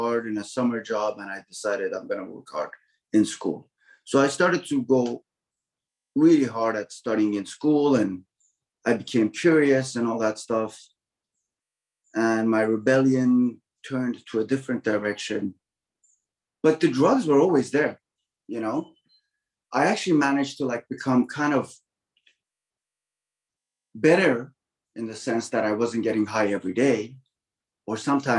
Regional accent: Toronto, Ontario, Canada; So yeah, I lived in Toronto, and I grew up in Scarborough partly, and in the West End of Toronto.

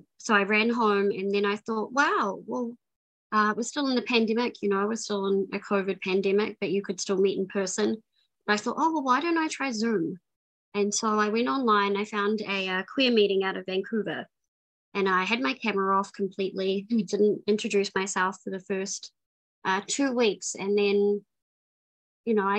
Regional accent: New Zealand; moved away; I'm from New Zealand. I grew up in New Zealand for most of my life.

